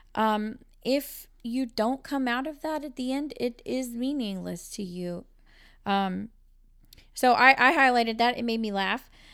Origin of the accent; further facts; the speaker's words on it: Texas, United States; We are from Texas, and we do pronounce things our own little way.